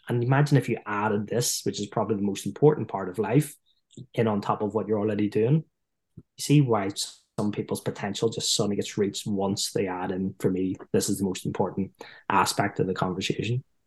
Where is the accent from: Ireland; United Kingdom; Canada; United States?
Ireland; accent: Irish; being Irish